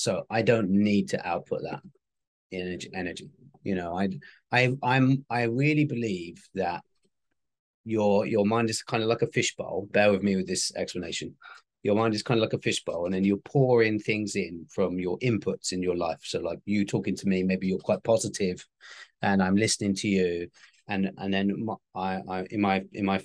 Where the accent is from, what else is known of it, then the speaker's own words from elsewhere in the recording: United Kingdom; I'm very British